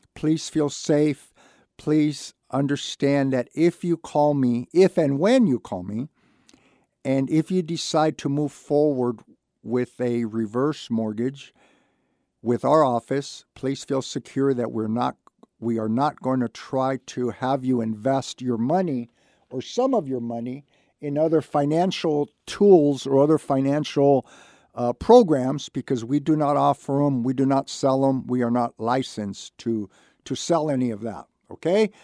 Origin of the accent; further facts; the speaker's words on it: Santa Barbara, California, United States; I was lucky enough to be born and raised in Santa Barbara